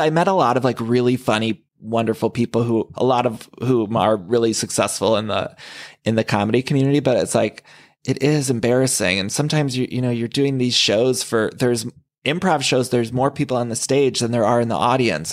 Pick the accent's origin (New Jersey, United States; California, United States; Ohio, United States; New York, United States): Ohio, United States; moved away as an adult; also born or lived in Chicago; now in Los Angeles, United States; where I grew up in Ohio.